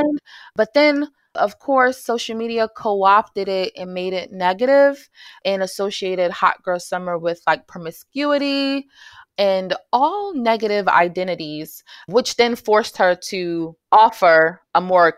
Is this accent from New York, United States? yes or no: yes; New York City, New York, United States; moved away as an adult; now in North Carolina, United States; I grew up in New York City, in Jamaica, Queens, New York, and came to North Carolina to pursue my master's degree